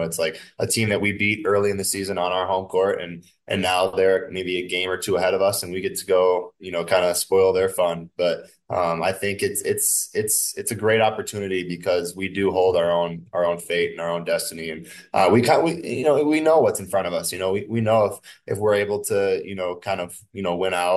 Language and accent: English; Minnesota, United States; playing here in my home state